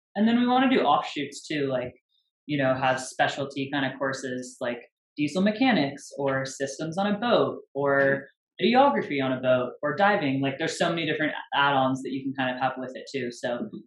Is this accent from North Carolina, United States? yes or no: no; San Francisco Bay Area, California, United States; now in Northern California, United States; I'm from the Bay